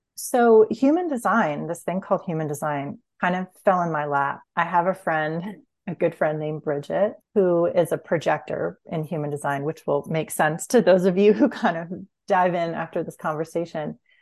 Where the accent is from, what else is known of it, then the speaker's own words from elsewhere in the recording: Huntington, New York, United States; now in Fairfax, United States; I grew up on Long Island